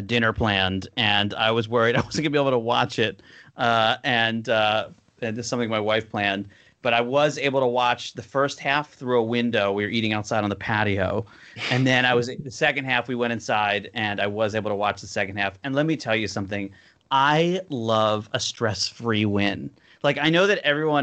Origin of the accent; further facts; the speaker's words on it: Cherry Hill, New Jersey, United States; I am from the heart of Philadelphia, also known as Cherry Hill, New Jersey